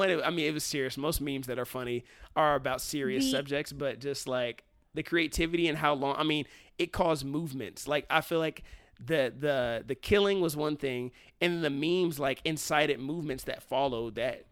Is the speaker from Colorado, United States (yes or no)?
no; Cincinnati, Ohio, United States; I'm from Cincinnati